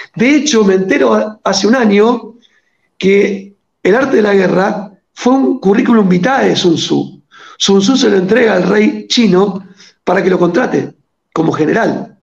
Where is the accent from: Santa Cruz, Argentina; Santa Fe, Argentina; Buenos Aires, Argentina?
Santa Fe, Argentina; Rosario; Yo soy rosarino, somos de la segunda ciudad